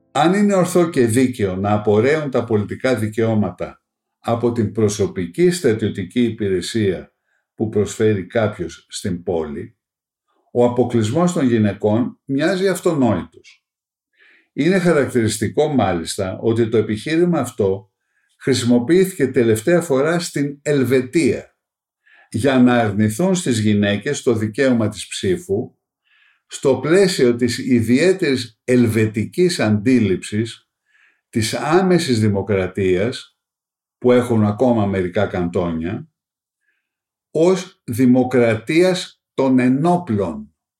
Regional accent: Greece; ως Έλληνες

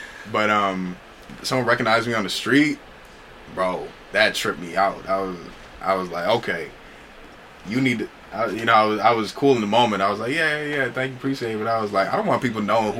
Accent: Milwaukee, Wisconsin, United States; moved away as an adult; also born or lived in Cleveland, Ohio; now in Minnesota, United States; Born and raised Milwaukee, Wisconsin.

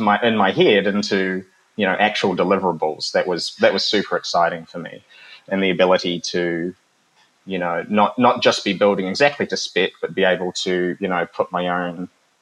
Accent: New Zealand; as a young person growing up in New Zealand, my mother was Filipino

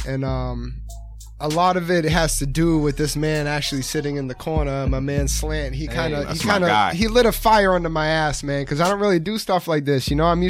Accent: Rockland, Massachusetts, United States; I'm from Rockland.

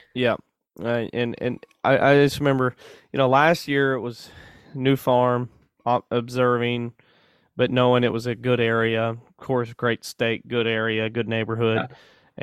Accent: Mansfield, Missouri, United States; I grew up in Mansfield

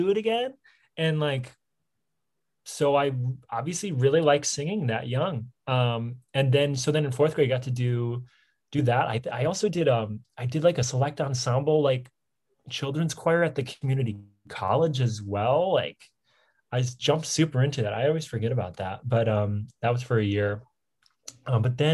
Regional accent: Harrison Township, Michigan, United States; I'm from Michigan, from the Detroit area, like a half an hour northeast of Detroit from Harrison Township

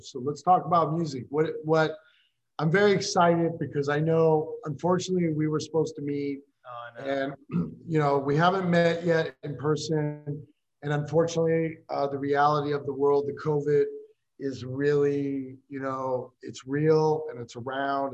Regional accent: Des Moines, Iowa, United States; I'm from Des Moines

